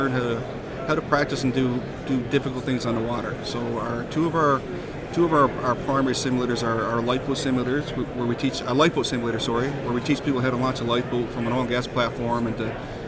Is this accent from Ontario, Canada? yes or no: no; Isle aux Morts, Newfoundland and Labrador, Canada; I'm a small-town Newfoundland guy. I came from Isle of Morton, Newfoundland.